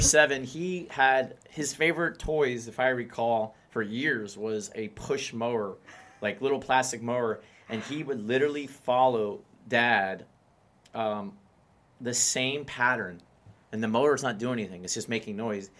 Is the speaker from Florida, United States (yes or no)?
yes; Miami, Florida, United States; I'm born and raised in Miami